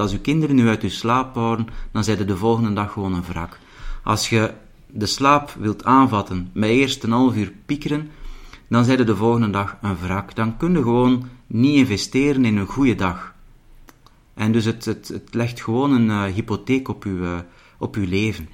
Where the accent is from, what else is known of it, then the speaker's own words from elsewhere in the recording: the Belgian coast, Flanders, Belgium; now in Mechelen, Belgium; ik ben dus opgegroeid als kind aan de zee.